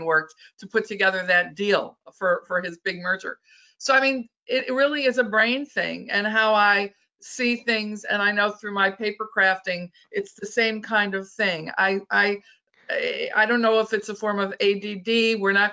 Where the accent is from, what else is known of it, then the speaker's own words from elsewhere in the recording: Michigan, United States; Michigan's my home state